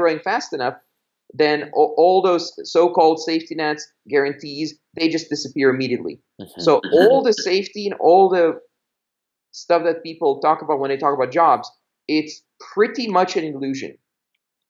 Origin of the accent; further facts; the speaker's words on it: Belgium; moved away; I grew up in Belgium